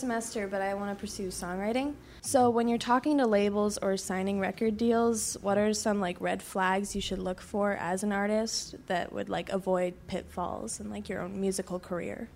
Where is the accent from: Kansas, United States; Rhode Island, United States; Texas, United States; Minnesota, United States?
Rhode Island, United States; Newport; now in Boston, United States; I'm from Newport, Rhode Island